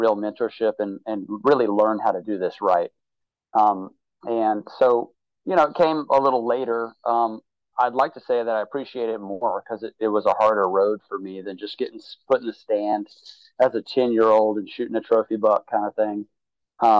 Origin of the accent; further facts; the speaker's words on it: Mobile, Alabama, United States; moved away; I'm from South Alabama. I would go hunting with my dad and everything, but you know, we didn't go hunting a ton. We did a lot more fishing. We were on the coast in Mobile